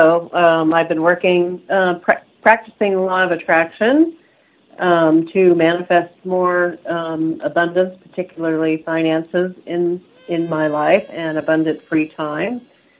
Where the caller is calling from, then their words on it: Boise, Idaho, United States; from Boise, Idaho.